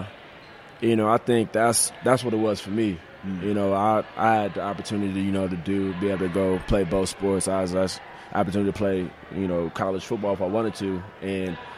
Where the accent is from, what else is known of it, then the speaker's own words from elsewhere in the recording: Indiana, United States; also born or lived in Tennessee; Grew up in Indiana